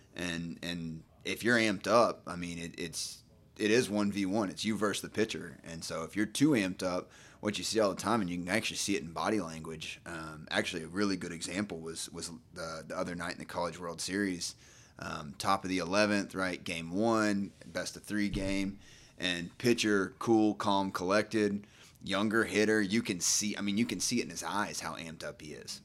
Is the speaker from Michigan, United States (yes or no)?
no; Nacogdoches, Texas, United States; moved away as an adult; also born or lived in Dallas, Texas / Houston, Texas; now in Charlotte, United States; originally, I'm from Nacogdoches, Texas, small town in, in East Texas.